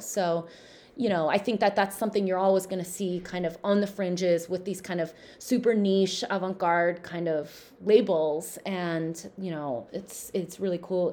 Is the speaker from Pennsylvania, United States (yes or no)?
no; Southern California, United States; growing up in Southern California